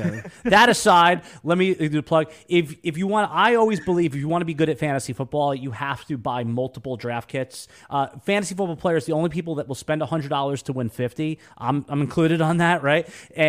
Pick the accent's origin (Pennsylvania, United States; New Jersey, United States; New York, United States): New York, United States; now in Jacksonville, United States; Yeah, no, I'm a New Yorker, native New Yorker, and obviously, the last decade, the 10 years, I live in Jacksonville, Florida.